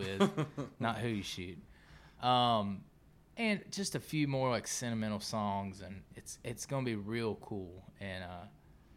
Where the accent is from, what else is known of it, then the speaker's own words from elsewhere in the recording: South Georgia, United States; I grew up in South Georgia